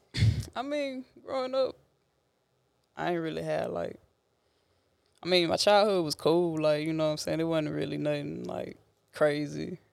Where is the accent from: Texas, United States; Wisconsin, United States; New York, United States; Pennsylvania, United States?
Texas, United States; Port Arthur; I'm from Port Arthur, Texas